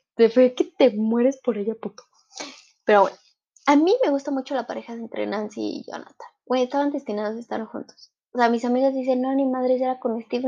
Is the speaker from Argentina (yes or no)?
no; Mexico; en mi país, en México